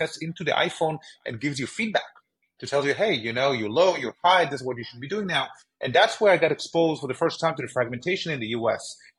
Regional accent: Israel; moved away as an adult; now in United States; growing up in Israel, which is a universal healthcare system

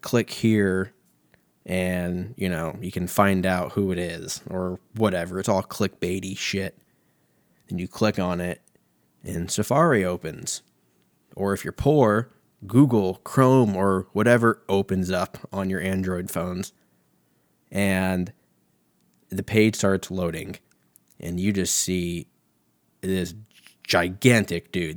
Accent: United States; I'm an American

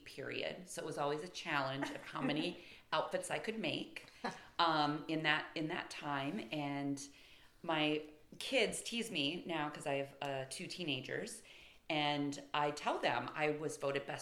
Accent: Michigan, United States; moved away; I'm from Michigan, and growing up, I literally had Lake Huron as my backyard.

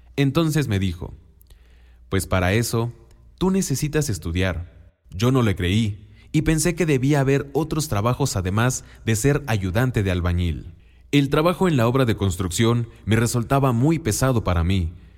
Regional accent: Oaxaca, Mexico; first language Mixtec; Spanish is a second language; moved away; Vengo del estado de Oaxaca y busco trabajo

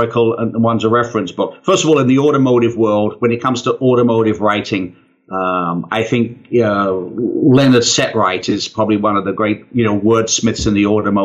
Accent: United Kingdom; I'm British.

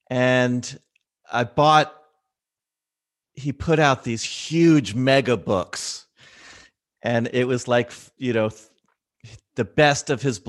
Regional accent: Philadelphia, Pennsylvania, United States; I'm from Philly, the city of brotherly love.

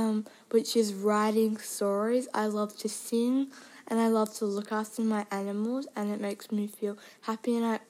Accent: Melbourne, Victoria, Australia; I am from Melbourne, Australia.

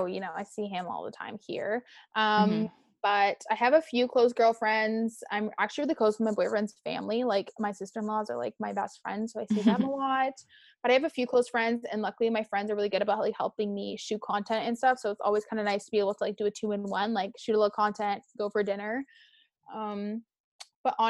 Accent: Canada; being Canadian

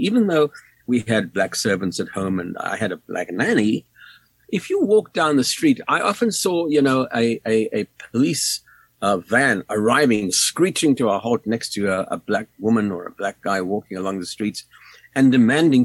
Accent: South Africa; moved away as an adult; now in United States; I was born in South Africa, in Africa, and although I've lived in the U.S. now for nearly 40 years, Africa still is very much defines who I am

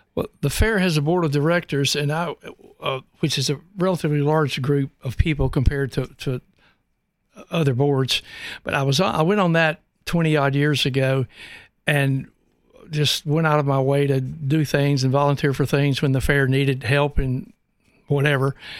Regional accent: Birmingham, Alabama, United States; now in Knoxville, United States; I grew up in the Al, in the Alabama and Birmingham area

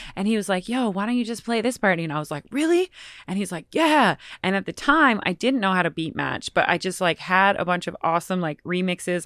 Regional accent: Nelson, British Columbia, Canada; moved away; also born or lived in Boston / Bed-Stuy, New York / Vancouver; Grew up in British Columbia in a very small town called Nelson

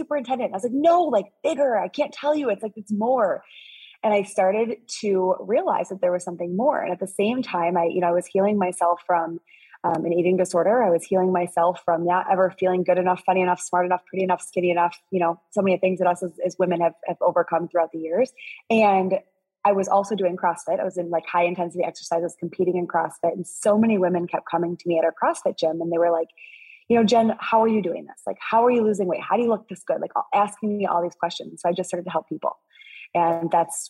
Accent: Midwest, United States; I'm from the Midwest.

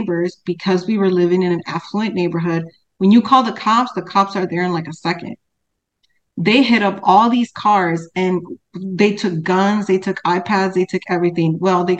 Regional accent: Chicago, Illinois, United States; now in Texas, United States; I'm from Chicago

